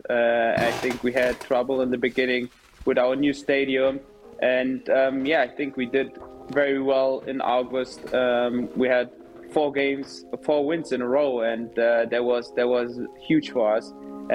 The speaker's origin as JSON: {"language": "English", "region": "Berlin", "country": "Germany", "tie": "born or raised there", "moved": "as an adult", "lives_now": "Nashville, United States", "said": "Hertha is my hometown. Everyone knows that. You know, I grew up there"}